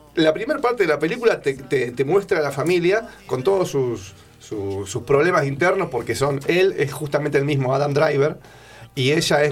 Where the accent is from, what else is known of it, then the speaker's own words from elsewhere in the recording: Buenos Aires, Argentina; yo que soy porteño, que anduve mucho por, por viví toda mi vida en Buenos Aires